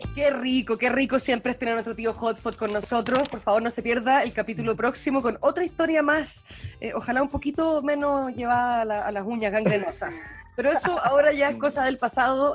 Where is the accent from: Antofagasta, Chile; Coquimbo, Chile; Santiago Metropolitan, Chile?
Santiago Metropolitan, Chile; Santiago; yo soy la única weona nacida acá